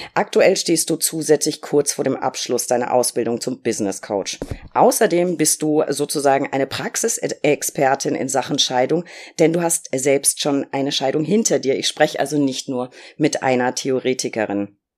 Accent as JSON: {"language": "German", "region": "Berlin", "country": "Germany", "said": "als Berlinerin"}